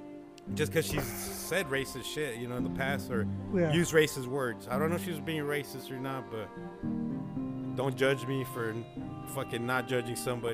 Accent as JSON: {"language": "English", "region": "California", "country": "United States", "tie": "born or raised there", "said": "I grew up in Cali"}